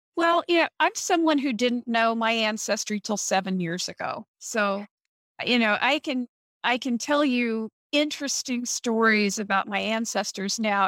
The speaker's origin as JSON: {"language": "English", "region": "Missouri", "country": "United States", "tie": "born or raised there", "moved": "yes", "lives_now": "Ohio, United States", "said": "I was born in Missouri"}